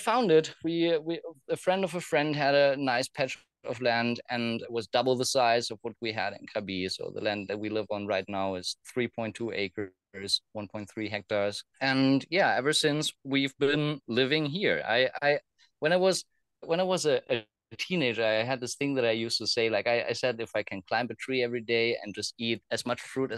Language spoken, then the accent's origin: English; Germany; moved away; also born or lived in Thailand; I grew up in Germany